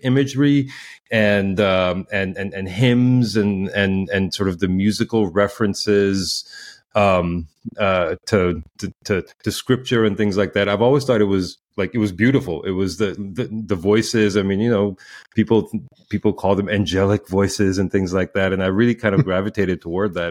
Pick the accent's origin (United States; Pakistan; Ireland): Pakistan; moved away; I grew up in in Pakistan